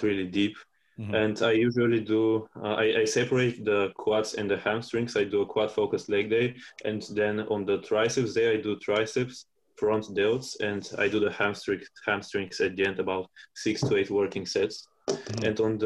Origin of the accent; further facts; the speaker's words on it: Bulgaria; I'm from Bulgaria